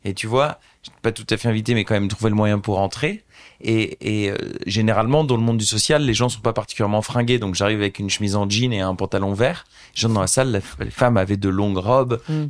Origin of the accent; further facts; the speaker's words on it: Beauvais, Hauts-de-France, France; moved away as an adult; also born or lived in Argentina / United Arab Emirates / United States / Brazil; j'ai grandi à Beauvais